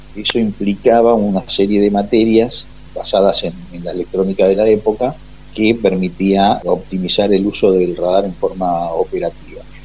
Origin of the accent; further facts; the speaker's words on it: Ciudad Evita, Buenos Aires Province, Argentina; Ahí hay un barrio aeronáutico y ahí hicimos nuestra infancia, nuestra escuela primaria, y nuestra secundaria